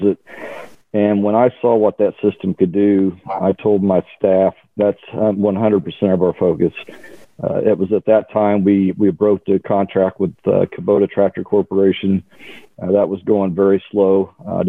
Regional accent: Columbus, Indiana, United States; grew up in Columbus, Indiana, middle class all the way

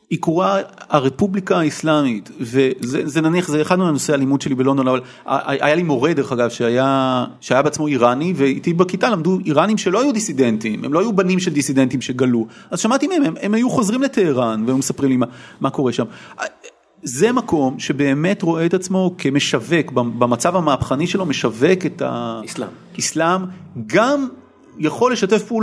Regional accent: Israel; born or raised there; also born or lived in England

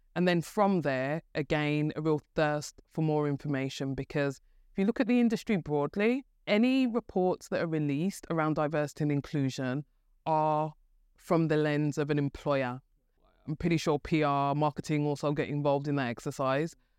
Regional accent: Birmingham, West Midlands, United Kingdom; as you could probably tell from my, um, my, my wonderful accent, I'm from Birmingham. And, um, grew up, um, in Birmingham

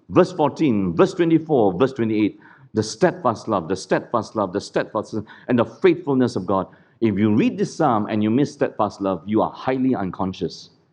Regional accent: Singapore; Singapore is a clean country, do not be fooled. We are a cleaned country.

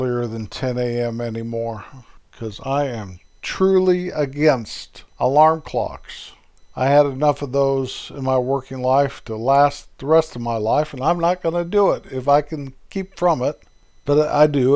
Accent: Colorado Rocky Mountains, United States; moved away; where I was born and raised up in the Colorado Rocky Mountains.

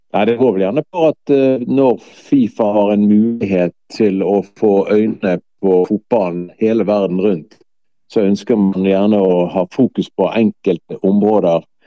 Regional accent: Bergen, Vestland, Norway; also born or lived in Lindås / Håkonsvern; jeg har vokst opp i Sandviken, faktisk, av alle plasser. Og ungdomstida så flytter vi til Matoppellen og Håkonsvern

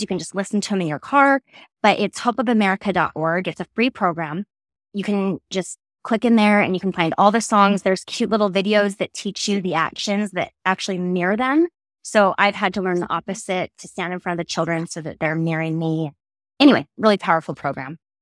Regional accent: Draper, Utah, United States; also born or lived in California / Idaho / Oregon; I grew up in California times eight and then Draper after that and Draper, Utah

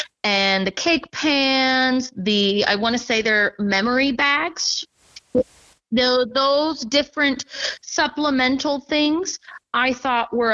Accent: Marysville, Kansas, United States; now in Louisburg, United States; I did grow up using my local library. I'm from Marysville, Kansas, so I frequented the Marysville Library. When I was little, I attended story time

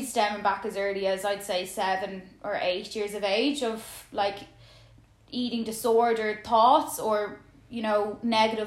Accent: Dublin, Leinster, Ireland; I'm from Dublin

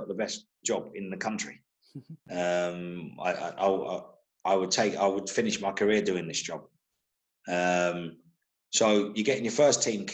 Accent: London, United Kingdom; also born or lived in Birmingham; I grew up in Holloway, which is a massive Irish fraternity there

